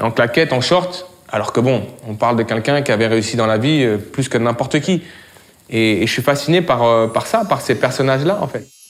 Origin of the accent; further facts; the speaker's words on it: France; je suis né en France, mes racines sénégalaises sont omniprésentes chez moi, de par mon père